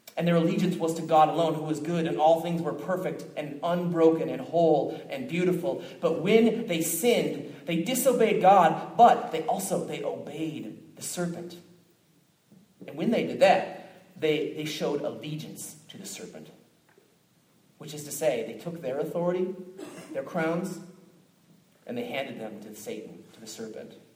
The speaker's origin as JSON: {"language": "English", "town": "Minneapolis", "region": "Minnesota", "country": "United States", "moved": "yes", "said": "I came from Minneapolis, Minnesota originally"}